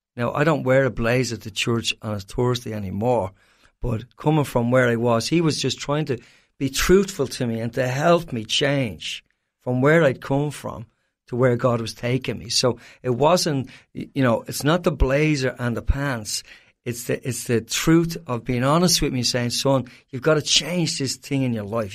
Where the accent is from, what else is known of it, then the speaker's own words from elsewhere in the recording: Ireland; as an Irishman